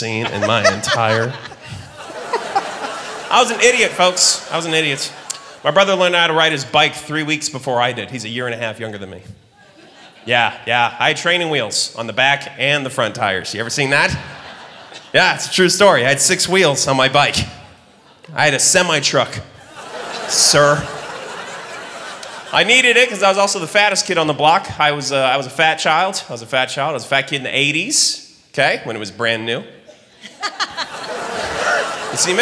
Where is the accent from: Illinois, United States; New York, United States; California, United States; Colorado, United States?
Colorado, United States; Denver; I'm from Denver